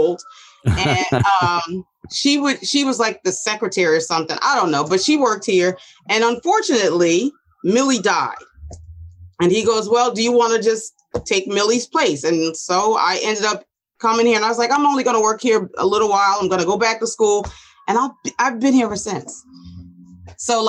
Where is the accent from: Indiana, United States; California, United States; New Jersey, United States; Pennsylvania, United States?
New Jersey, United States; Asbury Park; also born or lived in Neptune, New Jersey; we grew up in Neptune, so we never left Neptune schools